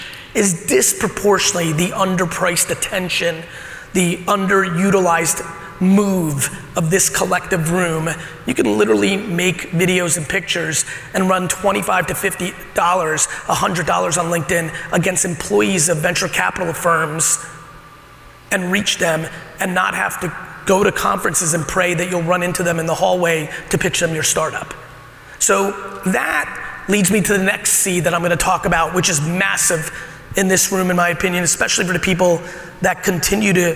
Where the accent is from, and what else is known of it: Edison, New Jersey, United States; born or raised there; also born or lived in Soviet Union / Queens, New York